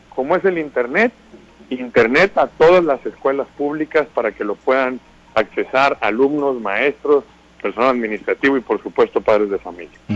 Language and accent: Spanish; Sinaloa, Mexico; como somos los sinaloenses